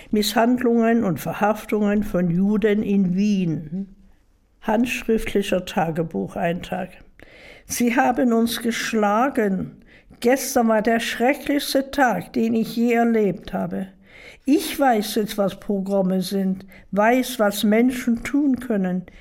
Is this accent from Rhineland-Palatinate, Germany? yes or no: no; Dresden, Saxony, Germany; ich bin eine Dresdnerin und mein Schicksal hat sich in Dresden abgespielt.